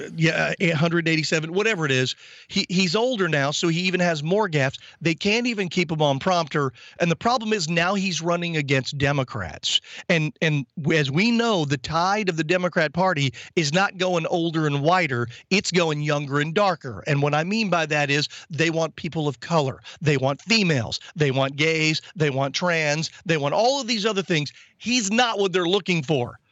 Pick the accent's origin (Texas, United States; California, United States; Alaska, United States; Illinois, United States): Texas, United States; I, I'm from Texas.